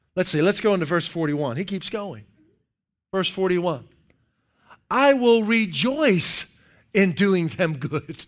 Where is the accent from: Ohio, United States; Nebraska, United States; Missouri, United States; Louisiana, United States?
Ohio, United States; Dayton; I usually say Dayton.